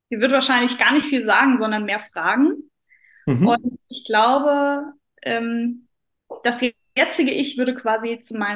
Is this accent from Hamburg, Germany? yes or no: no; Saarland, Germany; glaube, ich lebe immer noch im wunderschönen Saarland. Ich muss sagen, ich bin sehr heimatverbunden. Ich liebe meine Heimat.